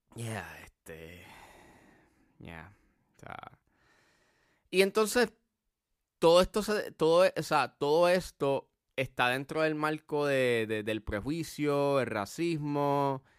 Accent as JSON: {"language": "Spanish", "country": "Puerto Rico", "said": "uno como puertorriqueño"}